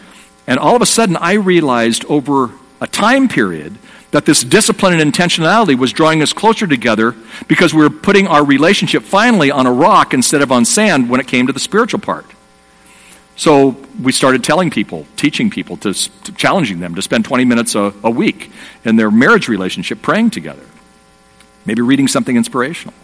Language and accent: English; Southern California, United States; I'm from Southern California. I live in a place called Dana Point, California